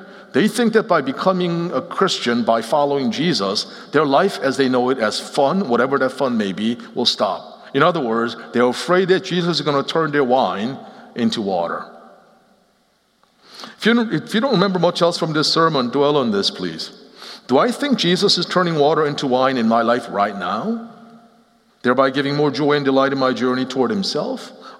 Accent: Seoul, South Korea; also born or lived in Philadelphia, United States; So I grew up both in Seoul, Korea, as well as outside of Philadelphia, and lived in the East Coast until about 13 years ago in 2006.

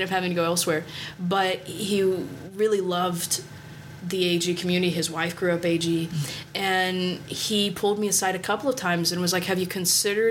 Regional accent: Cincinnati, Ohio, United States; moved away as an adult; now in Springfield, United States; I'm from Cincinnati, Ohio

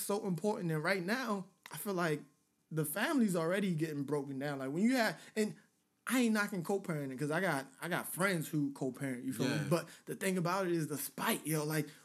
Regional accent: Nigeria; now in United States; I grew up in Nigeria

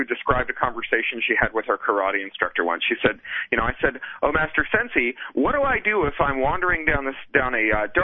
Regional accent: Toronto, Ontario, Canada; moved away as an adult; also born or lived in Los Angeles, United States; now in London, United Kingdom; I'm an expatriate from Toronto. Haven't lived there in like a decade now

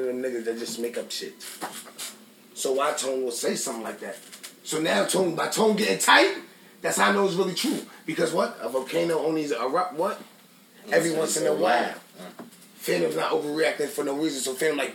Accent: New York City, New York, United States; I'm from Queens.

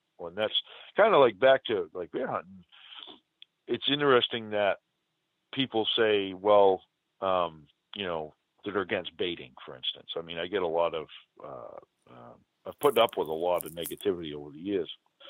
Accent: Northeast, United States; accent: New England; now in New Hampshire, United States; growing up in the Northeast

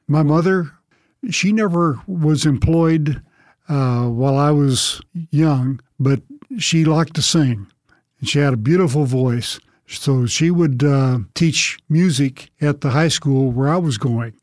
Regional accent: Long Beach, California, United States; moved away as an adult; also born or lived in Arkansas; I grew up in Southern California, Long Beach, California to be specific

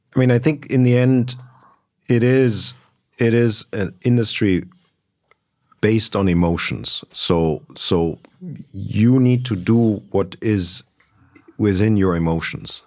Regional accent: Berlin, Germany; also born or lived in Munich; I was born in Munich, uh, grew up in Berlin

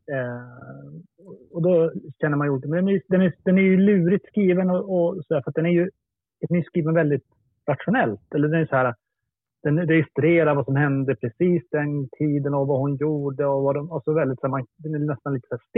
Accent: Luleå, Norrbotten County, Sweden; Luleå där jag är uppvuxen

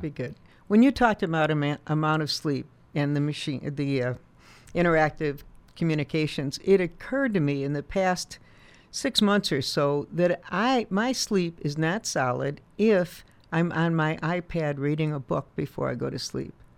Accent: Chicago, Illinois, United States; moved away; I grew up in Chicago

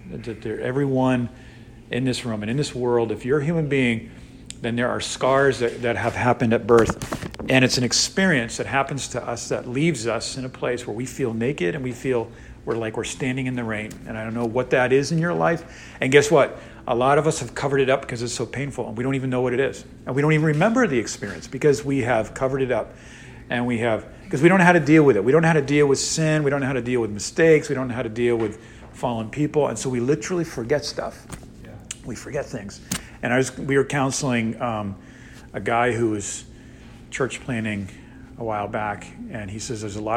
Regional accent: Northeast, United States; now in Texas, United States; I'm from the Northeast

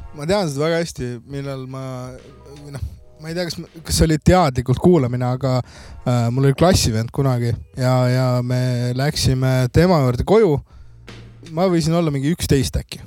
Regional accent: Kadrina, Lääne-Viru County, Estonia; ma olen Kadrinast pärit

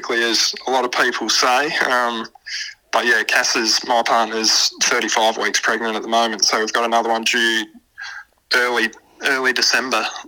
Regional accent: Port Pirie, South Australia, Australia; I was a young kid myself. My old man was involved in the local footy club in Piri

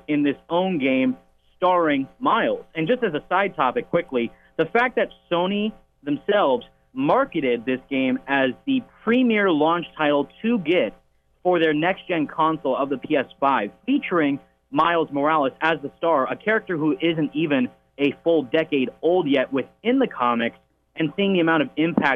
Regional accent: Pacifica, California, United States; I am from Pacifica, California, born and raised, been here my whole life

